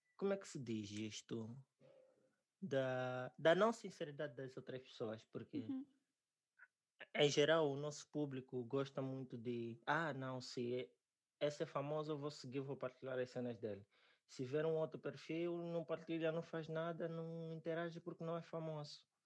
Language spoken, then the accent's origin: Portuguese; Angola; also born or lived in Namibia / South Africa / China; now in Portugal; sou angolano